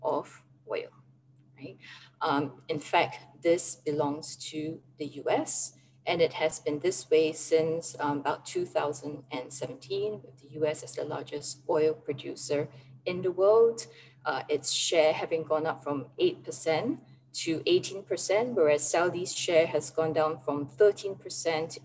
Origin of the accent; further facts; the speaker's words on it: Singapore; now in United Arab Emirates; this is kind of like national service being a Singaporean, but I'm away in the UAE